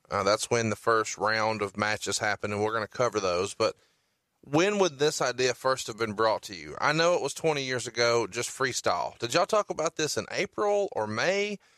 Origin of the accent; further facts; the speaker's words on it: Huntsville, Alabama, United States; I'm from Huntsville, Alabama